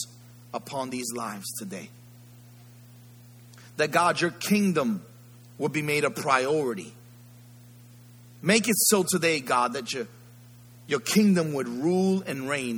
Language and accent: English; New York City, New York, United States; I grew up in the Bronx.